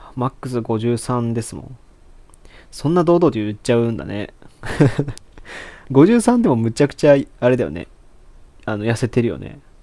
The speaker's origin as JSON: {"language": "Japanese", "region": "Aichi", "country": "Japan", "moved": "as an adult", "lives_now": "Osaka, Japan", "said": "もともと愛知県出身 で、今、下宿で大阪、一人暮らししてて"}